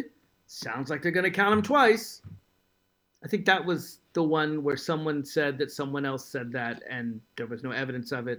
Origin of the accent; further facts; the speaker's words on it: Virginia, United States; my home state of Virginia